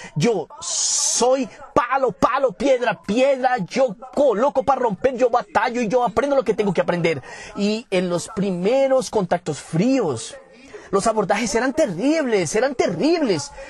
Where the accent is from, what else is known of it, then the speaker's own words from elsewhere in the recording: Caruaru, Pernambuco, Brazil; yo soy natural de Caruaru, Pernambuco